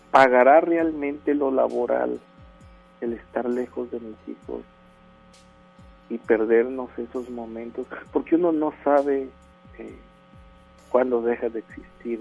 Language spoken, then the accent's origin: Spanish; Villahermosa, Tabasco, Mexico; now in Monterrey, Mexico; Yo soy originario de Villahermosa, Tabasco